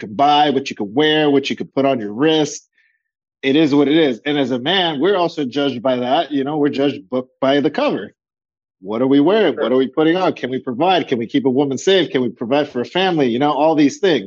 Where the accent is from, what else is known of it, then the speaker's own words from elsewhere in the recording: Los Angeles, California, United States; Both of my parents were born in Colombia. I'm first generation, born here